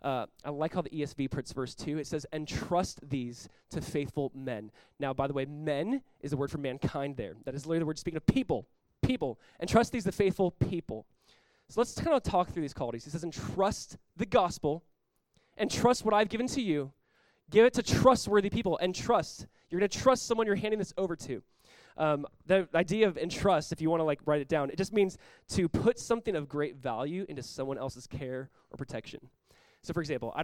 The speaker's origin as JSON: {"language": "English", "region": "Southern California", "country": "United States", "tie": "born or raised there", "said": "when I was like 18 years old, growing up in Southern California, I was a part of Calvary Chapel Costa Mesa."}